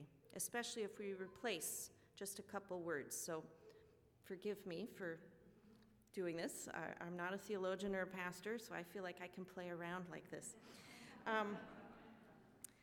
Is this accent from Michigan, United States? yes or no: no; California, United States; also born or lived in Botswana; since I was a kid growing up in California